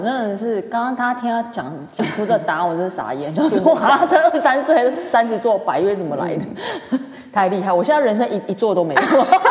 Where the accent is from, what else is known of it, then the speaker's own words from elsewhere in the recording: Kaohsiung, Taiwan; now in Taipei, Taiwan; 我是高雄人